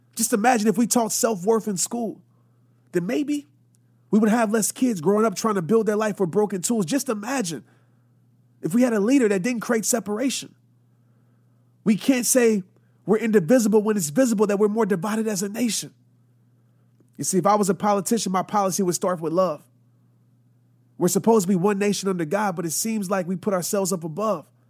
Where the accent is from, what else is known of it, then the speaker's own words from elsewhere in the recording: Louisiana, United States; also born or lived in Arkansas; growing up, I lived in a city in Louisiana. And my dad, we moved from Arkansas